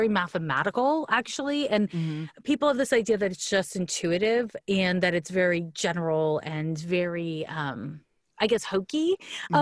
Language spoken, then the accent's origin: English; Montreal, Quebec, Canada; moved away; So I'm from Montreal, Quebec